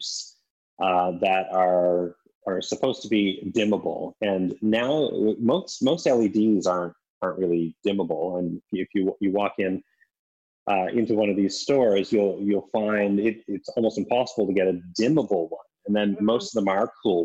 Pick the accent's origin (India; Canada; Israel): Canada; East Coast; moved away; When I was a little kid, I grew up in Canada on the East Coast